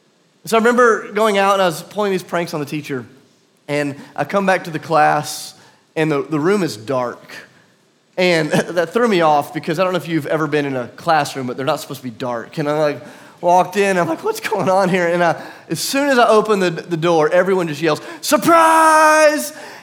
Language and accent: English; South Carolina, United States; also born or lived in Tennessee; My family, I'm from South Carolina, but for a few years we lived in a small kind of hick town in southern, kind of middle Tennessee, not too far from here.